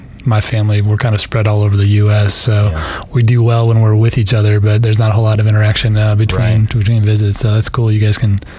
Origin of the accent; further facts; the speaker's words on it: South Bend, Indiana, United States; moved away; I grew up in South Bend, northern part of Indiana.